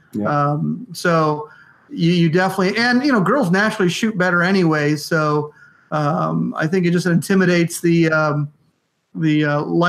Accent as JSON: {"language": "English", "town": "West Palm Beach", "region": "Florida", "country": "United States", "tie": "born or raised there", "said": "I grew up in West Palm Beach too"}